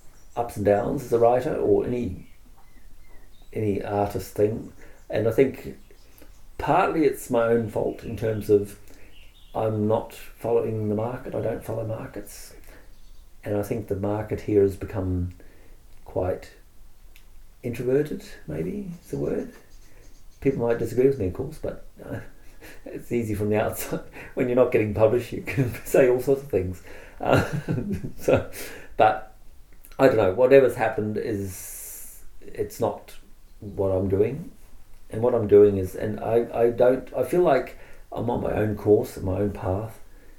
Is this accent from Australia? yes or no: yes; Australia; And from my perspective, I'm Australian as well, which means I get Australian public lending right.